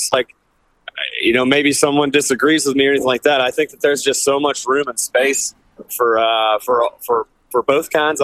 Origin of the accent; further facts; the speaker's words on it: Deep South, United States; I'm from the Deep South, and I grew up listening to this kind of music